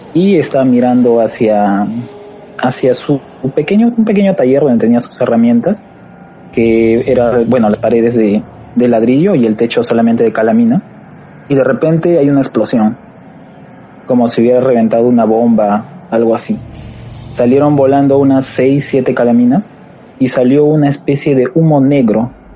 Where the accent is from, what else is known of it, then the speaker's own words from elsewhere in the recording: Huancayo, Junín, Peru; now in Lima, Peru; yo soy de la provincia de Huancayo, departamento de Huancayo, este Junín. Pero ahorita actualmente estoy radicando en la capital, en Lima